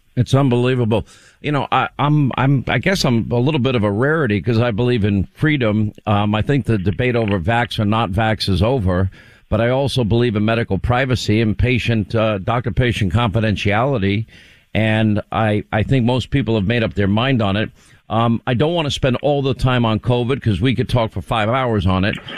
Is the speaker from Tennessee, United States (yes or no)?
no; Long Island, New York, United States; moved away as an adult; also born or lived in Rhode Island / California / Alabama / Georgia; I grew up in Long Island, but I lived five years in Rhode Island, five years in California, two years in Alabama, four years in Georgia